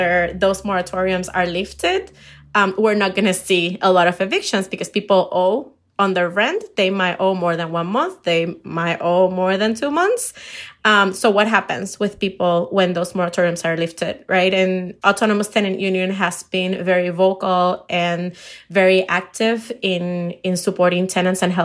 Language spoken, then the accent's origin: English; Puerto Rico; English is a second language; moved away as an adult; now in Chicago, United States; I'm from Puerto Rico